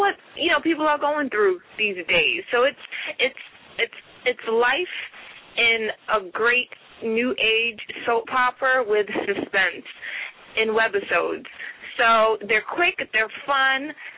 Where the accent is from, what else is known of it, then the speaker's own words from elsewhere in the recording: New York City, New York, United States; Originally, I'm from the North Bronx, New York